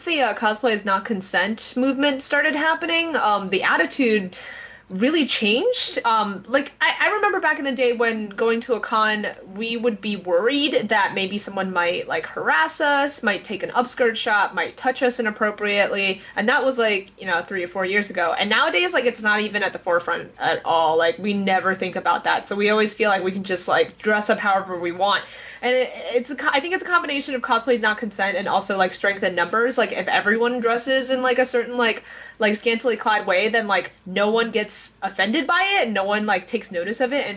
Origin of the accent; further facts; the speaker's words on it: New York City, New York, United States; growing up in New York City